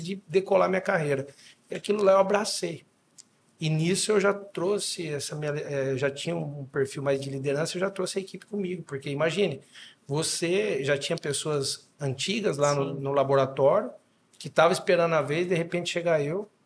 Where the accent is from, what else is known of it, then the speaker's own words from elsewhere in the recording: Dois Córregos, São Paulo, Brazil; also born or lived in Jaú / Bauru / Goiás; Me considero natural de dois córregos, que fica do lado. Então minha mãe foi para Jaú só para me ter, mas sou dois corriguense, dois corriguense.